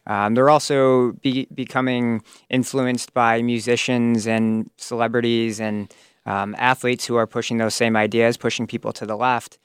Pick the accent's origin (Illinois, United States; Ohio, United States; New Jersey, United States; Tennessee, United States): Illinois, United States; Crystal Lake; also born or lived in Woodstock, Illinois; I grew up in Crystal Lake, currently a resident